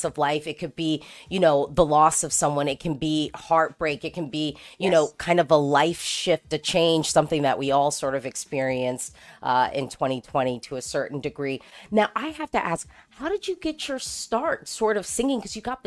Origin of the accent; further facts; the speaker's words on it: United States; as an American who's into Eurovision